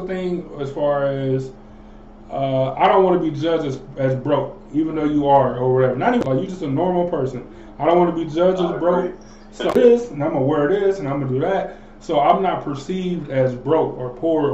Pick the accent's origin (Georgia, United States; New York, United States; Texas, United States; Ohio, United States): Ohio, United States; Cleveland; I was from Cleveland